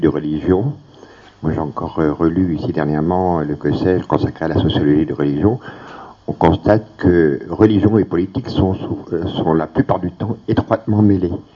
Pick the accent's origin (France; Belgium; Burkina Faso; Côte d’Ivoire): France; ici chez nous en France